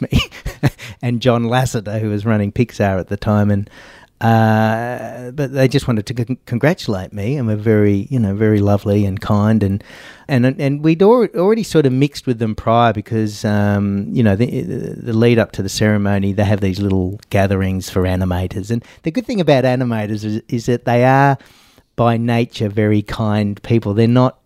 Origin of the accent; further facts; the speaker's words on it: Australia; I was from Australia